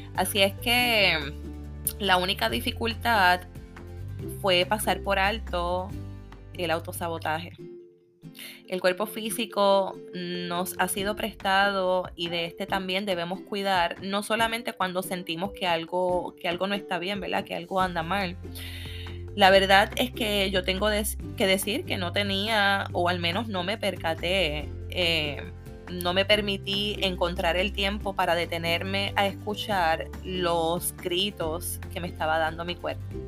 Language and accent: Spanish; Puerto Rico; Como buena puertorriqueña